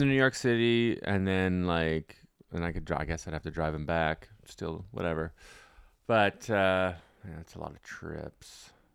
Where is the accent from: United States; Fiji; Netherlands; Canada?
Canada; Ottawa, Ontario; moved away; It's my hometown